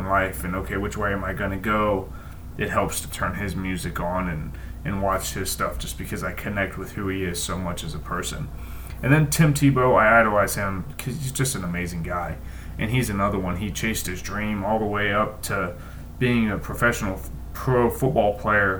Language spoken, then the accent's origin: English; Columbus, Ohio, United States; where I grew up in Columbus